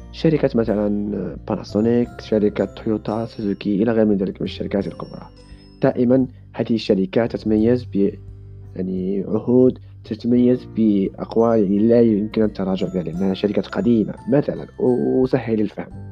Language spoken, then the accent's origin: Arabic; Morocco; now in Japan; أنا مسلم مغربي